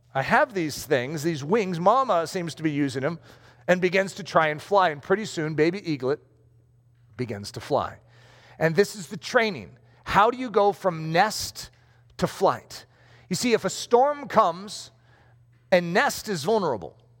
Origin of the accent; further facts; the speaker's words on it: United States; I just happen to be American